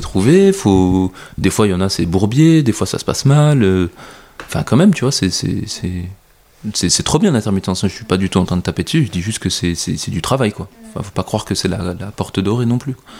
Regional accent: France; je suis je suis français

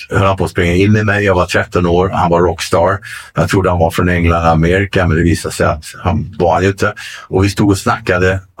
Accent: Solna, Stockholm County, Sweden; Nej, men jag är svensk. Jag är från Solna.

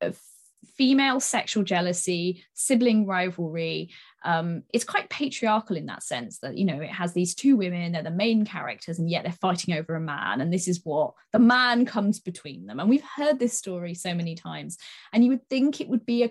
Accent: Sidmouth, South West England, United Kingdom; my hometown in Sidmouth in East Devon

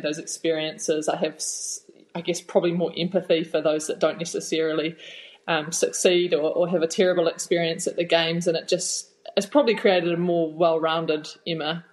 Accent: Napier, Hawke's Bay, New Zealand; moved away as an adult; also born or lived in Waikato; I am from the real Bay, Hawke's Bay. Um, I'm a Napier girl and born and bred. Had spent my whole childhood there until I moved up to the Waikato to start the rowing journey when I was about 18 or 19

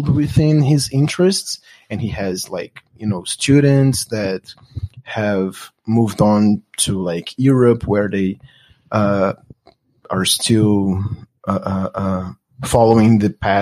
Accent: Brasília, Federal District, Brazil; English is a second language; moved away as an adult; also born or lived in Los Angeles; now in United States; I'm from Brasilia, Brazil's capital

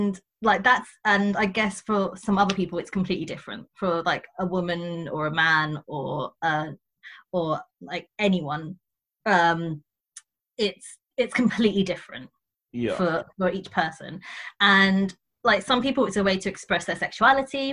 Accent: Croydon, London, United Kingdom; I am in Croydon and I am from Croydon

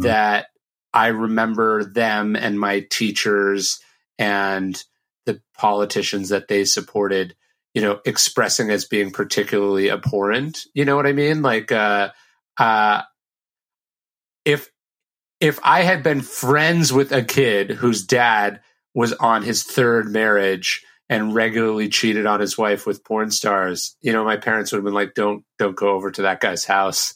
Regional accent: Sacramento, California, United States; I grew up in a in Sacramento, which is a pretty conservative town

